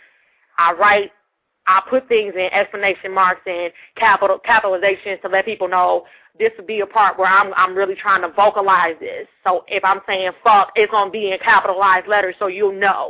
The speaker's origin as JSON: {"language": "English", "town": "Detroit", "region": "Michigan", "country": "United States", "said": "I'm from Detroit"}